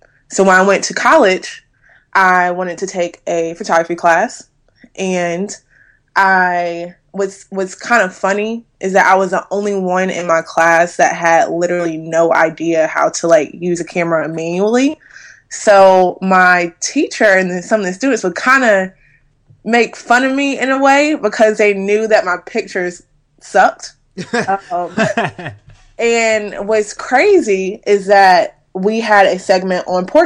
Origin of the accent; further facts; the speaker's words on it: Durham, North Carolina, United States; now in Charlotte, United States; I am originally from Durham, North Carolina. I currently reside in Charlotte, North Carolina